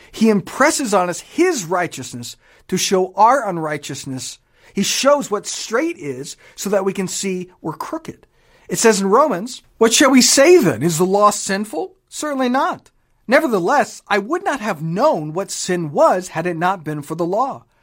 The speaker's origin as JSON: {"language": "English", "country": "Japan", "tie": "born or raised there", "said": "I grew up in Japan, spent many years there. I don't speak a lick of it."}